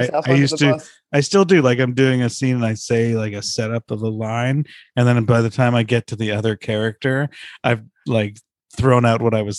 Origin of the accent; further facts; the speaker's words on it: Canada; I'm Canadian.